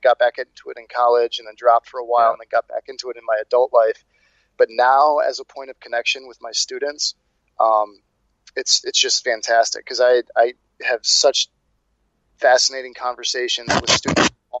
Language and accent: English; Detroit, Michigan, United States; I also, like Rebecca, went to a private high school, but in Metro Detroit, Michigan.